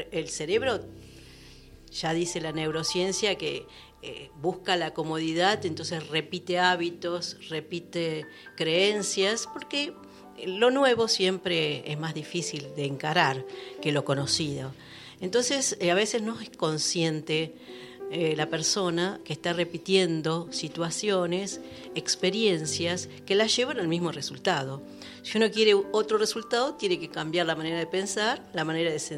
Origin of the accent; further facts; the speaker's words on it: Buenos Aires, Argentina; now in La Cumbre, Argentina; Eh, yo soy de oriunda de Buenos Aires.